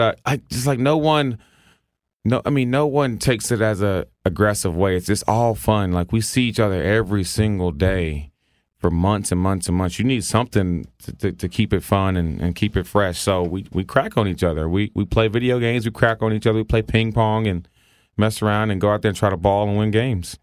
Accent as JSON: {"language": "English", "region": "the South", "country": "United States", "tie": "born or raised there", "said": "I grew up in the South"}